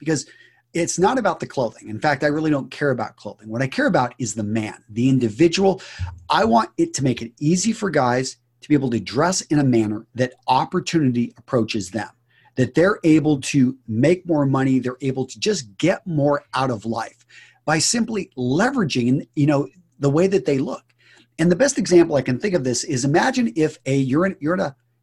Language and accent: English; West Texas, United States; I grew up in West Texas